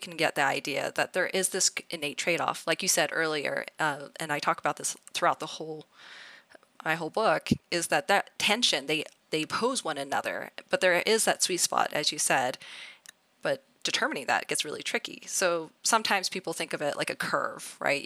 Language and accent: English; Idaho, United States; growing up in Idaho.